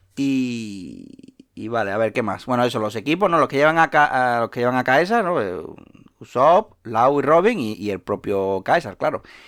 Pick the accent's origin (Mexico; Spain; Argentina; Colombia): Spain; Seville, Andalusia; soy de Sevilla